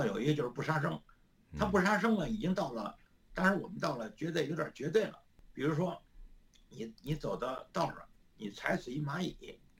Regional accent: Beijing, China; 现在我们的家乡北京，

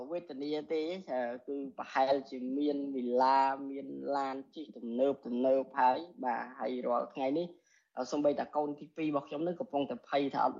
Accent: Cambodia; born or raised there

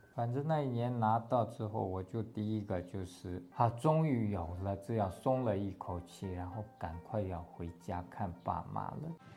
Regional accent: Têwo County, Tibet, Gansu, China; first language Tibetan; Chinese is a second language; moved away as an adult; also born or lived in India; now in Hualien, Taiwan; 我的家乡在西藏的甘南别部

